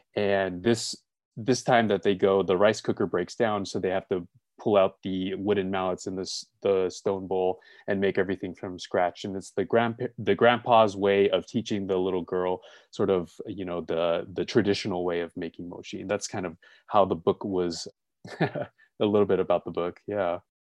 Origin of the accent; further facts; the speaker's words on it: Los Angeles, California, United States; also born or lived in Gardena; I was born and raised in L